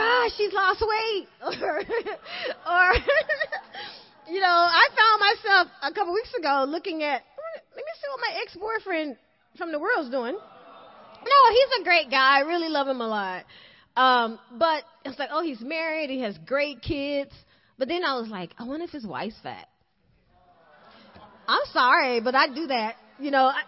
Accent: the South, United States; I'm from the South, you know, like we love to eat

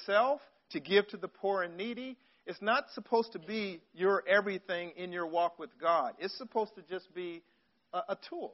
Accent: Long Beach, California, United States; I grew up in Long Beach, California. I went to Woodrow Wilson High School

